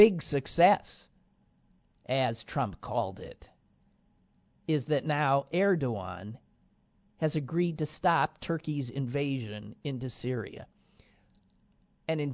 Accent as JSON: {"language": "English", "country": "United States", "said": "I'm an American"}